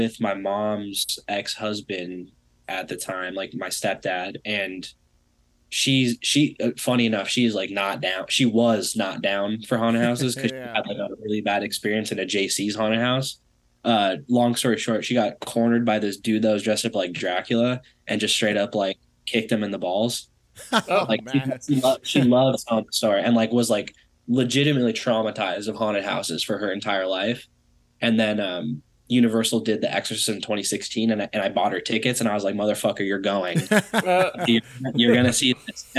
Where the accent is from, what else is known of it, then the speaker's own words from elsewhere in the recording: California, United States; also born or lived in Detroit, Michigan; I was born in Detroit, but I moved out here when I was two, to California